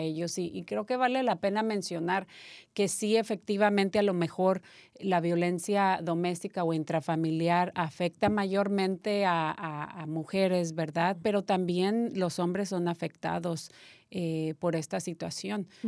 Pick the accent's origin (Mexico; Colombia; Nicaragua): Mexico; Yo soy mexicana